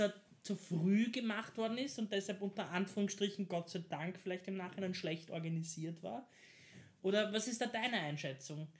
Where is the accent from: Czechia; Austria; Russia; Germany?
Austria; Vienna; als Wiener